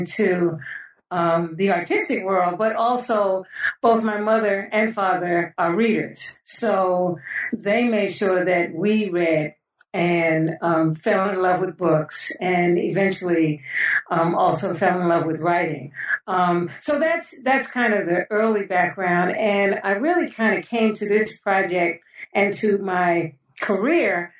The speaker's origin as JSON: {"language": "English", "town": "New York City", "region": "New York", "country": "United States", "tie": "born or raised there", "said": "I was born and raised in New York City, in the Bronx specifically"}